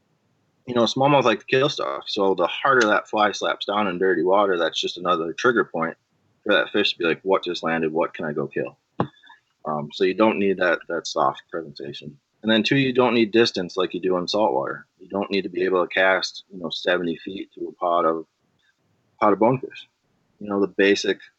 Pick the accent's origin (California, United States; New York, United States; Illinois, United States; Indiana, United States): Illinois, United States; I'm born and raised in Illinois